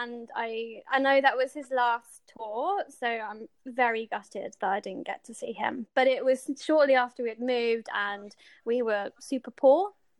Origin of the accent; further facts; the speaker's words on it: South Coast, England, United Kingdom; first language English; moved away as an adult; now in British Columbia, Canada; So I grew up on the South Coast